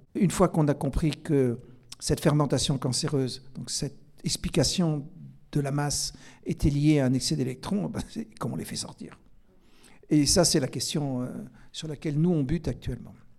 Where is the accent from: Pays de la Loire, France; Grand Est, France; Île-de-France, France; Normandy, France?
Grand Est, France; Alsace; je suis alsacien